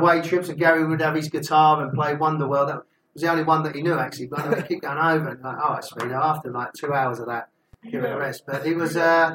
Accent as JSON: {"language": "English", "region": "Wales", "country": "United Kingdom", "said": "I'm a Welshman"}